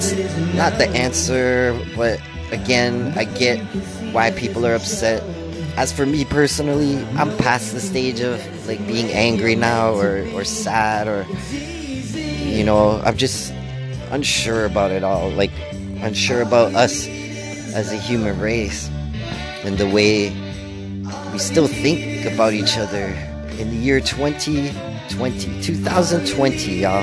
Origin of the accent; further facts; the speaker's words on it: Canada; I'm part Ukrainian, and being Canadian